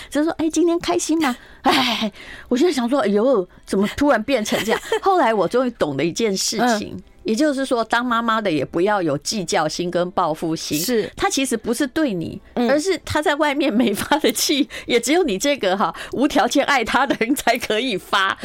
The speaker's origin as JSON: {"language": "Chinese", "country": "Taiwan", "tie": "born or raised there", "moved": "yes", "lives_now": "Taipei, Taiwan", "said": "我在乡下长大"}